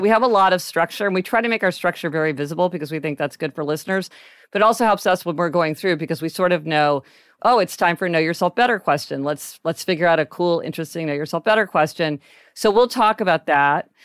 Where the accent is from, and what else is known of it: Kansas City, Missouri, United States